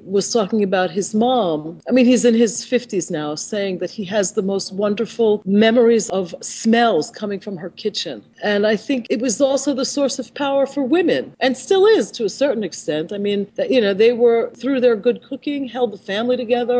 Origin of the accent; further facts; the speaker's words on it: New York City, New York, United States; I'm also from New York